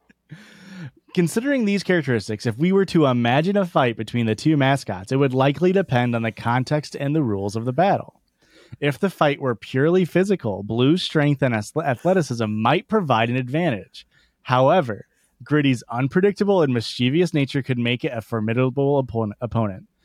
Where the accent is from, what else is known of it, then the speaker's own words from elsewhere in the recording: Midwest, United States; I'm from the Midwest